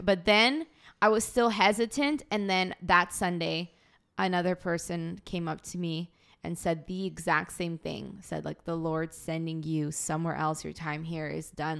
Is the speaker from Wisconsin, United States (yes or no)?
no; Boston, Massachusetts, United States; I'm an American citizen, I was born in Boston